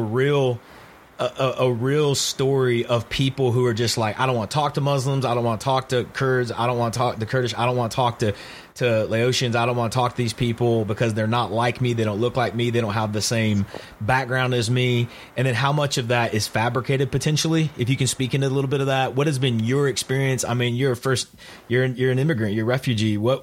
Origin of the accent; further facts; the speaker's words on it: Oklahoma, United States; also born or lived in Memphis, Tennessee; now in Toronto, Canada; I grew up in Oklahoma